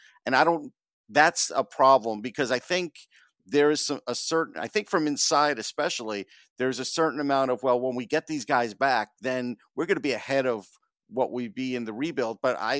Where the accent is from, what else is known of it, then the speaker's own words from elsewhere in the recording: Long Island, New York, United States; I'm from Long Island